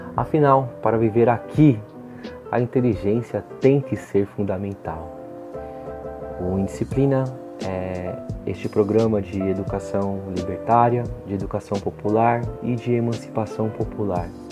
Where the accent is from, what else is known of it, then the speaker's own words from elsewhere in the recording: Brasilândia, São Paulo, Brazil; Nós, que somos de periferia, aqui da Brasilândia